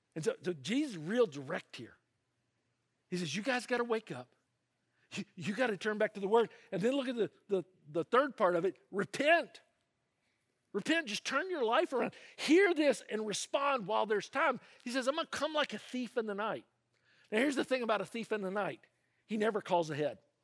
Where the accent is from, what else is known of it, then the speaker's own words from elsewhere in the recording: the South, United States; now in California, United States; I grew up in the South, and, uh, that part of the United States, there's a name for it. They call it the Bible Belt